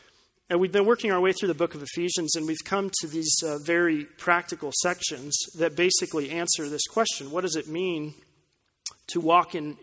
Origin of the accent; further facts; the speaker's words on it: Colorado Springs, Colorado, United States; The driver's ed course in my hometown was administered by the local police department